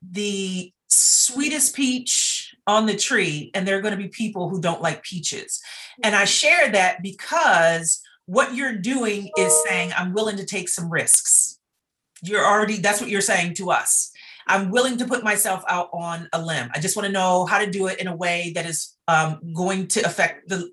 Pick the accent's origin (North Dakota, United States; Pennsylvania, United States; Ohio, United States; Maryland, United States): Maryland, United States; Baltimore; I'm also from Baltimore. And so I went to school my entire K-12